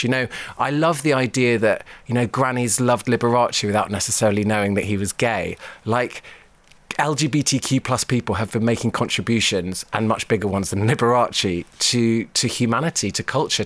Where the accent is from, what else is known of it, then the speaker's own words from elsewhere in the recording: London, United Kingdom; I grew up in South London in the 80s